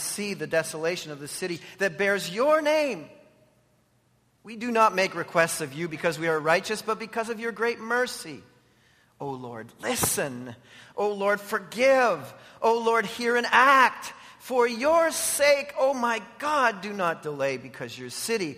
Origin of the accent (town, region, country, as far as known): Canada